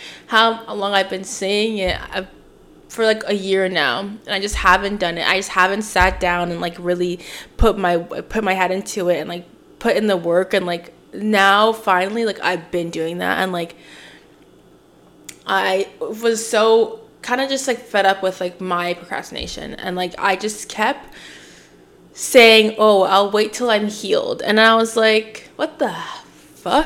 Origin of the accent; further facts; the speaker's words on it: Oshawa, Ontario, Canada; moved away as an adult; also born or lived in Toronto / Scarborough / Pickering / Whitby; now in Montreal, Canada; I was born here